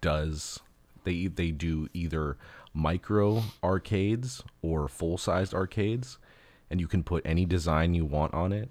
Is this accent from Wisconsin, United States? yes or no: no; Los Angeles, California, United States; where I grew up in in Los Angeles